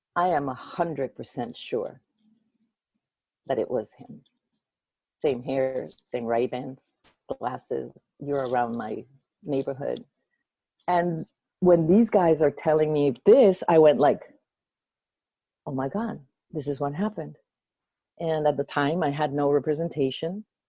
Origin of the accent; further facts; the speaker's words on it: Venezuela; moved away; also born or lived in Baton Rouge, United States / New Orleans, United States; I'm from Venezuela, but uh, I moved to Baton Rouge because that's where my dad went to school at LSU